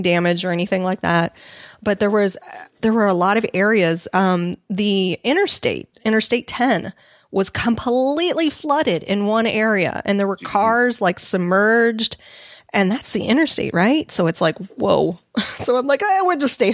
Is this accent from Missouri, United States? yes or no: yes; Missouri, United States; moved away; I grew up in Missouri